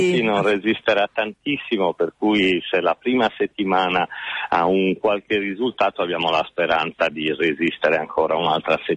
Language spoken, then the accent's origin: Italian; Sardinia, Italy; E poi c'è un altro valore per me, forse da sardo, è che le parole di Shakespeare che mette in bocca a Calibano sul senso in qualche modo di un'isola espropriata sono parole che suonano ancora oggi